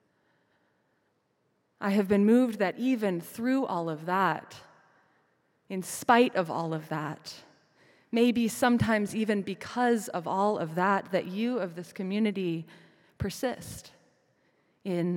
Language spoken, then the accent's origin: English; Midwest, United States; moved away; back in my hometown